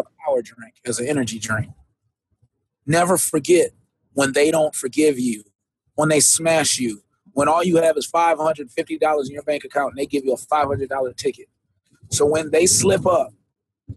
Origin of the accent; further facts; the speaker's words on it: Jamaica; I'm a Jamaican